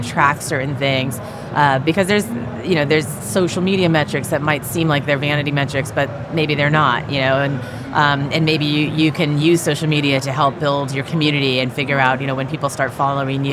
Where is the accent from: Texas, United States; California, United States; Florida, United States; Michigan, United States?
California, United States; San Francisco Bay Area; I grew up in the Bay Area